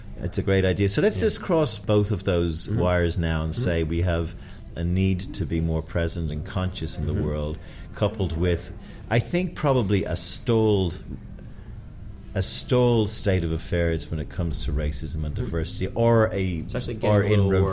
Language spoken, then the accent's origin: English; Ireland; speaking as an Irish guy